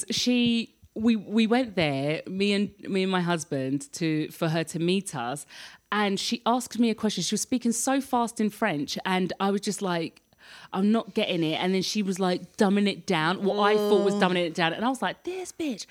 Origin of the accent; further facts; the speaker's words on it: London, United Kingdom; now in France; my home country of the UK